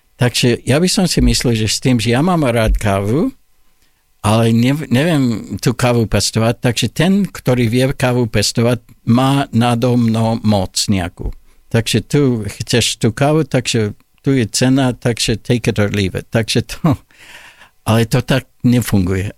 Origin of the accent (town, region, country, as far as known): Olds, Alberta, Canada; born or raised there; Slovak is a second language; moved away as an adult; now in Slovakia